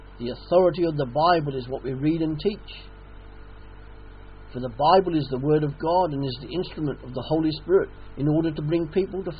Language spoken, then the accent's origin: English; Australia; now in England, United Kingdom; an Australian living in England, the mother country